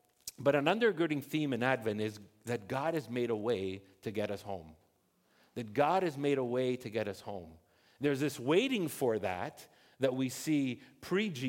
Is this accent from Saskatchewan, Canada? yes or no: no; Montreal, Quebec, Canada; also born or lived in Ontario; I was born in Ontario, and then we moved to Montreal in the early 80s, and I was about 8 years old